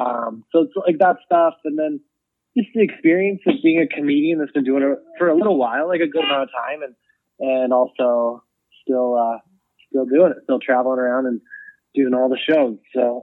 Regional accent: Cleveland, Ohio, United States; born there; also born or lived in Buffalo; now in Chicago, United States; So I was born in Cleveland, but then we lived in Buffalo, New York for a little while.

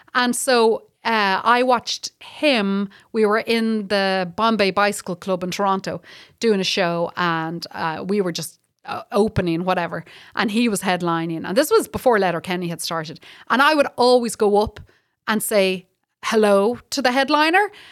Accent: Ireland; now in Canada; I'm from the Republic

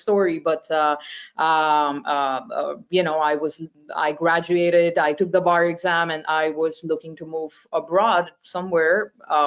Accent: Mumbai, Maharashtra, India; moved away as an adult; now in Paris, France; I grew up in Mumbai in India before I moved to Paris in 2012.

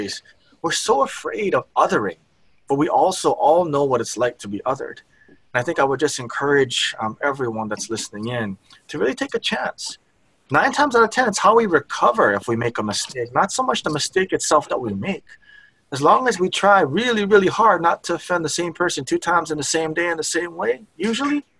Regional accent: Hawaii, United States; I was from Hawaii

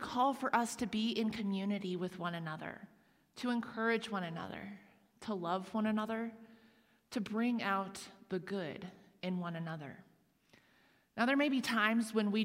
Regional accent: Huntington, Indiana, United States; the same church that I attended in my hometown of Huntington, Indiana, and we went regularly as I was growing up

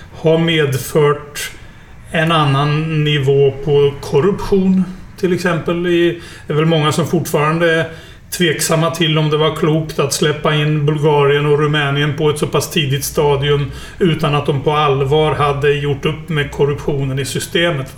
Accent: Norrköping, Östergötland, Sweden; moved away as an adult; also born or lived in Stockholm / Skellefteå; jag är ju uppväxt i Norrköping.

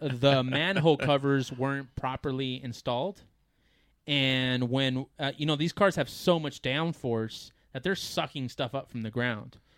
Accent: United States; as an American

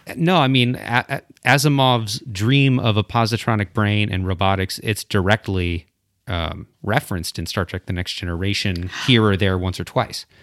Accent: South Central Michigan, United States; now in Wilmore, United States; I am from, uh, originally from, like, suburban Michigan, South Central Michigan area

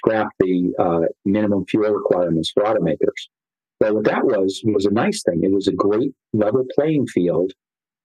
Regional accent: California, United States; I grew up in California as a kid

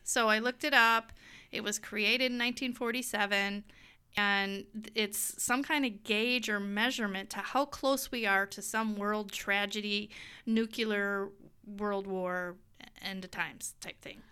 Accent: United States; we are so American, in our American bubble

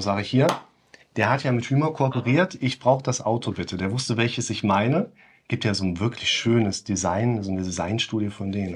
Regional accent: West Germany, Germany; als Wessi

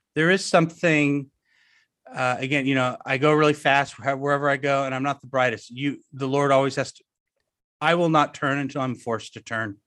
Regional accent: suburbs of Orange County, Southern California, United States; I grew up in Southern California

